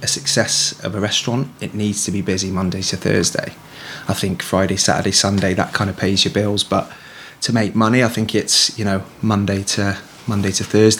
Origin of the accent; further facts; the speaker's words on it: Shrewsbury, West Midlands, United Kingdom; moved away as an adult; also born or lived in Ibiza; I'm born and bred in Shrewsbury. Just basically, you know, from Shrewsbury. Born and bred, like I said.